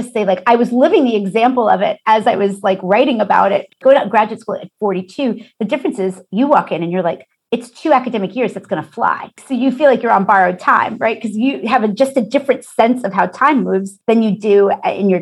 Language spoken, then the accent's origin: English; New York City, New York, United States; We're both from South Brooklyn